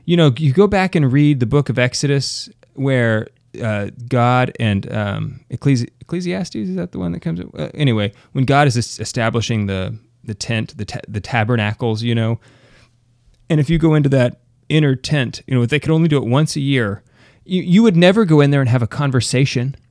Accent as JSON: {"language": "English", "country": "United States", "said": "I'm American"}